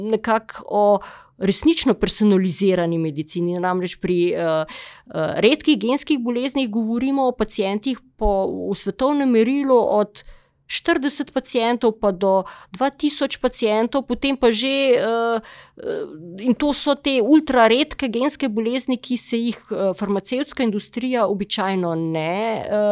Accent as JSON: {"language": "Slovenian", "country": "Slovenia", "said": "smo Slovenci e, zelo iznajdljivi pri postavljanju uver"}